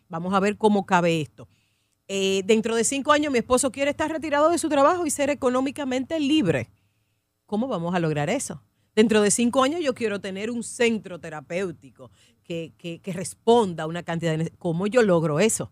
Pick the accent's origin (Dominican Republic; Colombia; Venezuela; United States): Dominican Republic; nosotros como dominicanos somos muy emotivos